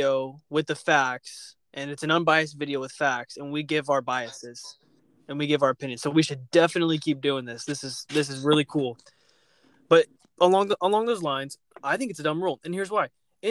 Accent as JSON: {"language": "English", "town": "Houston", "region": "Texas", "country": "United States", "said": "I'm from Houston"}